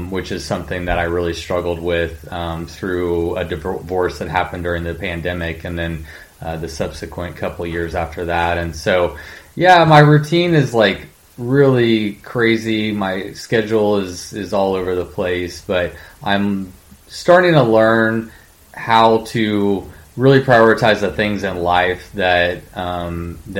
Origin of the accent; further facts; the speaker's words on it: College Station, Texas, United States; I grew up in Bryan College Station